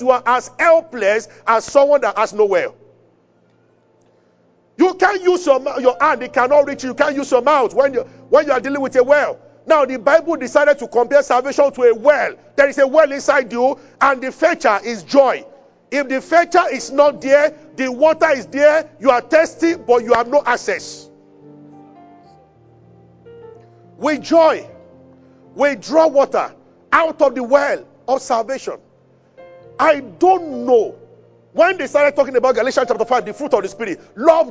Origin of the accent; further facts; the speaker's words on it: Abeokuta, Ogun State, Nigeria; I grew up in Abeokuta, where we are familiar with wells.